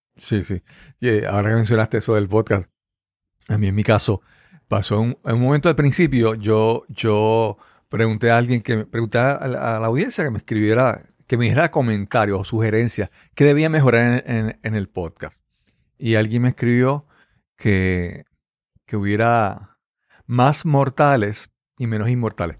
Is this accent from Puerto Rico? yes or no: yes; Puerto Rico; accent: Puerto Rican; habla como boricua, habla como, puertorriqueño